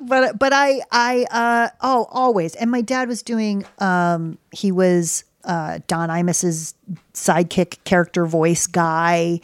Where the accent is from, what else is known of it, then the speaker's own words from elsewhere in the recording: United States; also born or lived in Connecticut / New York City; I grew up in Connecticut in New York City